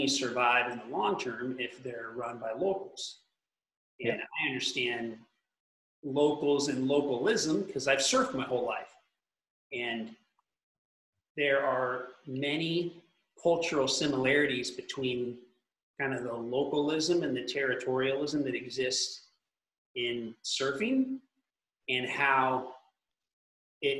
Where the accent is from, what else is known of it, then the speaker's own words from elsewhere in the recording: California, United States; I'm from California